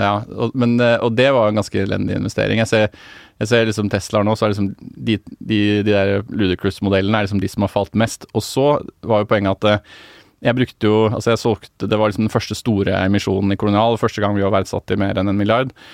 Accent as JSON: {"language": "Norwegian", "region": "Oslo", "country": "Norway", "said": "jeg er fra Ehm, eh, Casenetto, som er et Obos-borettslag rett bak"}